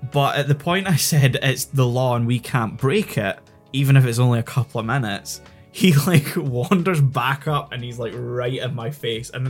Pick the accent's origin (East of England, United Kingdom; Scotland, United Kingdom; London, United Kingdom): Scotland, United Kingdom; accent: somewhere between a Weegie (Glasgow) accent and an Edinburgh accent